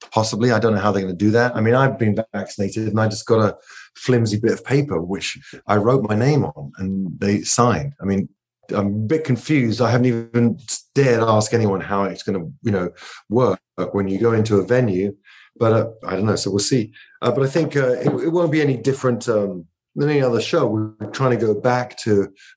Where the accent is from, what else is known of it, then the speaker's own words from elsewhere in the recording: England, United Kingdom; I'm English